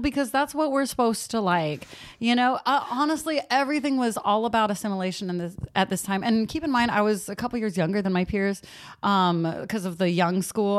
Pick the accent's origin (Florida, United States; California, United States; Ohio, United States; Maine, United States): California, United States; San Leandro; also born or lived in Castro Valley; I grew up in San Leandro and Castro Valley